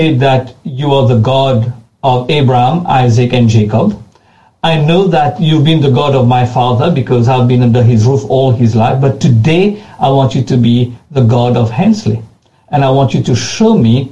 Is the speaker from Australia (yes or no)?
no; Mauritius; accent: French; moved away as an adult; also born or lived in Ghana; When I was a young man, 19 years old, I left my home country, which is Mauritius